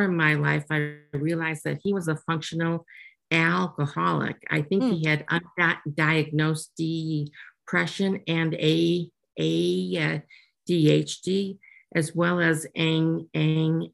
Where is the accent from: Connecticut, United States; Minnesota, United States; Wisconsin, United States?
Wisconsin, United States; Green Bay; I grew up in Green Bay, Wisconsin.